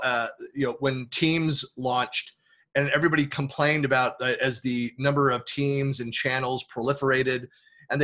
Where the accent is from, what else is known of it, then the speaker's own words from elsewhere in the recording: Bay Area, California, United States; moved away as an adult; also born or lived in Oakland / Lake Tahoe; I was born in Oakland, raised in the Bay Area. We left California in 2004